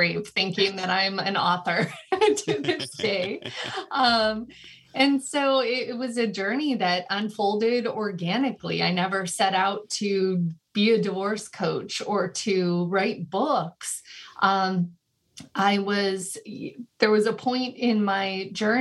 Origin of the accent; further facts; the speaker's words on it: California, United States; also born or lived in Chicago, Illinois; moved to California when I was about 9 years old, and I was actually raised by my dad